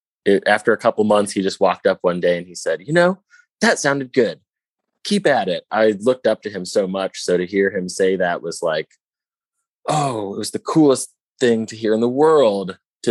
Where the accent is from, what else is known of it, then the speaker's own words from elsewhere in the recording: St. Louis, Missouri, United States; When I moved here, I thought I was really good because I came from St. Louis, which is a very small music scene.